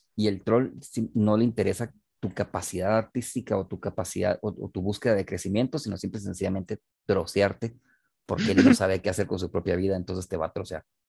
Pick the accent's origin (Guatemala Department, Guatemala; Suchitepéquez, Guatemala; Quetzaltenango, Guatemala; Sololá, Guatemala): Guatemala Department, Guatemala; Guatemala City; en una ciudad como Guatemala, vos, en serio, o sea, no somos Tokio, pues. No somos Ciudad de México